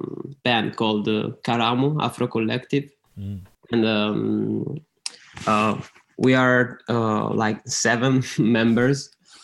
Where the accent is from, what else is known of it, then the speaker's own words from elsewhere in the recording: Rome, Lazio, Italy; we are from Italy, Rome.